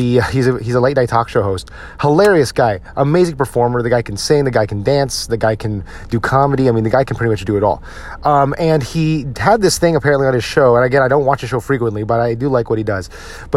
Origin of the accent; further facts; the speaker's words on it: United States; I grew up in a very, you know, densely Filipino populated part of the country in New Jersey and New York.